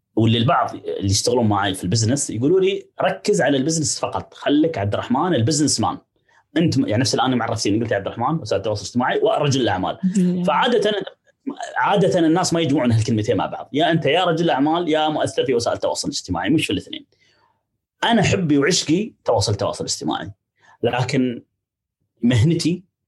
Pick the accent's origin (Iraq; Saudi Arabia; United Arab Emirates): United Arab Emirates; عندنا في الامارات